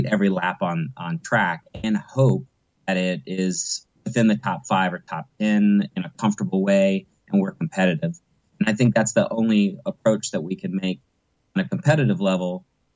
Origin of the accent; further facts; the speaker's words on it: United States; an American driver who coincidentally has some Dutch heritage